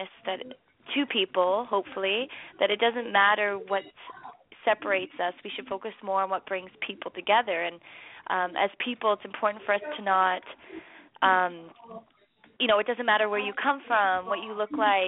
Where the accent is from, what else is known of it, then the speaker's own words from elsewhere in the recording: Toronto, Ontario, Canada; I'm from Toronto and us Canadians are, you know, big hockey fans